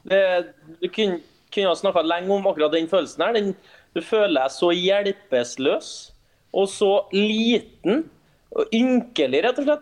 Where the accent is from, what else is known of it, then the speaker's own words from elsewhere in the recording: Trondheim, Trøndelag, Norway; moved away; Jeg var frihelg hjemme i Trondheim